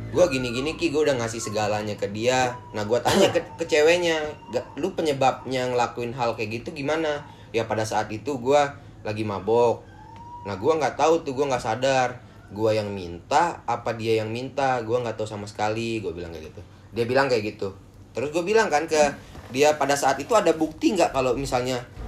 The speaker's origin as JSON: {"language": "Indonesian", "town": "Mataram", "region": "West Nusa Tenggara", "country": "Indonesia", "tie": "born or raised there", "also_born_or_lived": "Bandung", "moved": "as an adult", "said": "di lingkungan gua, dari desa gua main, terus pertengahan kota, yang Mataram gua bilang tuh pertengahan kota, bukan pusat-, pusat kota"}